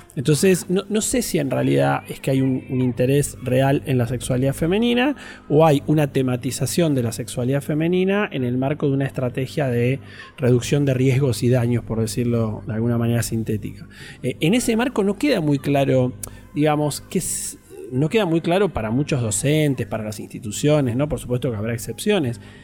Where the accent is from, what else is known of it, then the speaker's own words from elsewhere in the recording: Trelew, Chubut, Argentina; moved away; also born or lived in Buenos Aires; nací en Trelew, en la provincia del Chubut